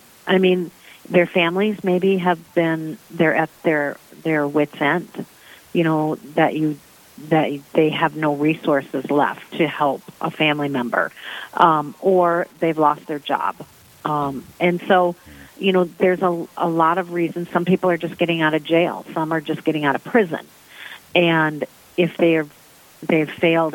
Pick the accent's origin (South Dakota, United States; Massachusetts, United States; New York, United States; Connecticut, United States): South Dakota, United States; Sioux Falls; I'm originally from Sioux Falls, South Dakota. I grew up here